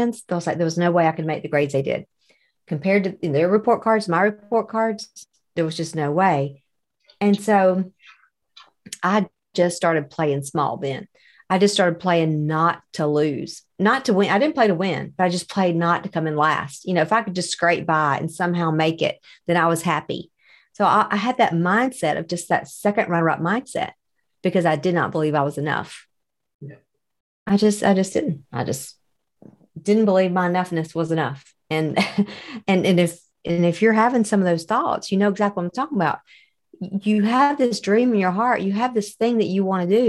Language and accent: English; the South, United States; accent: Southern; I'm a little bit on the Southern side.